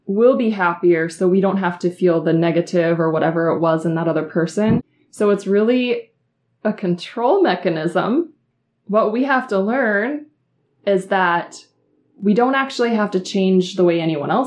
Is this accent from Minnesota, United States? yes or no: yes; Minnesota, United States; I'm from Minnesota